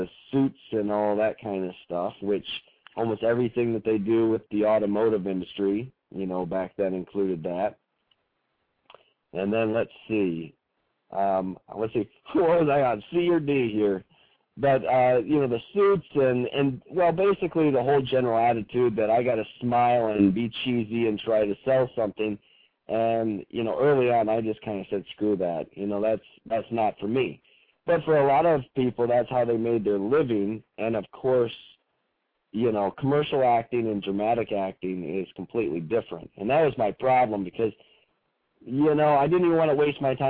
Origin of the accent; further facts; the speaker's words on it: Michigan, United States; growing up in Michigan here